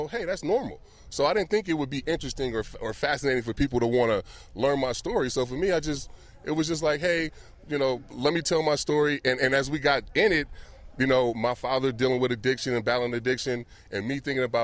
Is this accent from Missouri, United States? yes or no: no; Vallejo, California, United States; a kid like me growing up in Vallejo